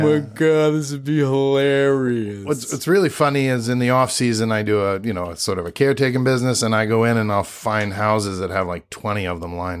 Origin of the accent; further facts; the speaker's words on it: Brooklyn, New York, United States; I grew up in Brooklyn, New York, born and raised. Born and raised.